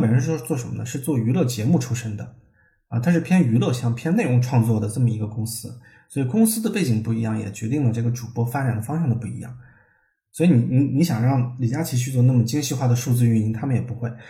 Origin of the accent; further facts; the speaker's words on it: China; 我们中国人